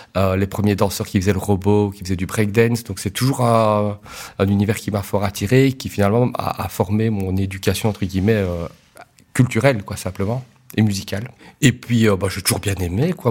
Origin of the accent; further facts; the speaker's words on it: Liège, Wallonia, Belgium; je suis liégeois